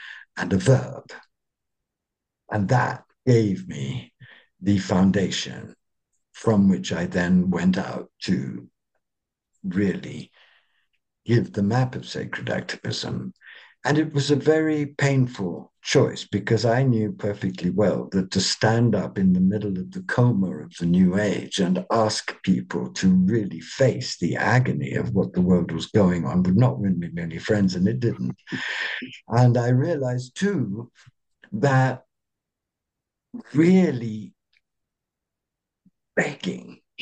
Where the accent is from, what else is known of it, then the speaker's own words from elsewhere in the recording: England, United Kingdom; I'm an Englishman